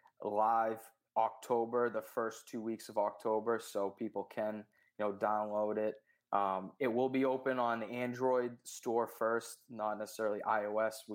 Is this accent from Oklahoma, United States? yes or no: no; Boston, Massachusetts, United States; I'm from Boston, Massachusetts